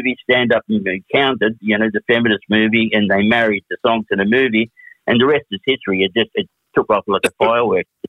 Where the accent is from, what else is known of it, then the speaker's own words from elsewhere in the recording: Australia; also born or lived in Melbourne / Sydney; we had to return to Australia